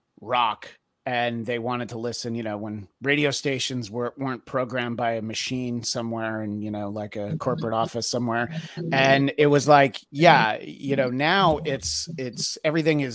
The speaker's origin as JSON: {"language": "English", "region": "New York", "country": "United States", "tie": "born or raised there", "said": "I grew up in New York State"}